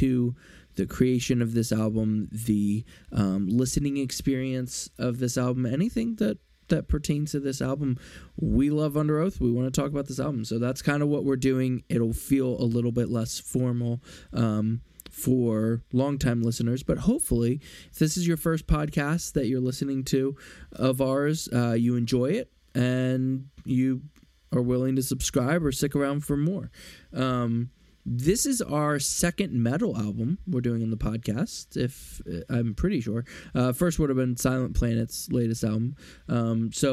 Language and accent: English; Philadelphia, Pennsylvania, United States; I'm from Philly